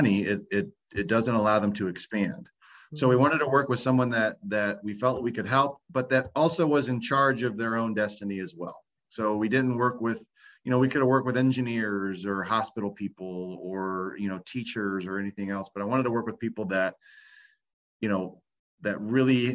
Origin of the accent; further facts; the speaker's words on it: Ohio, United States; also born or lived in Florida; now in Tampa Bay, United States; I'm from Ohio originally, but you know, I decided to move down to Florida